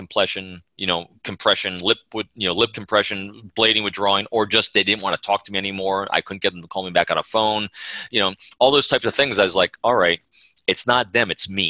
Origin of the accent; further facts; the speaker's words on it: New York, United States; I grew up in the Northeast of the United States, you know, in New York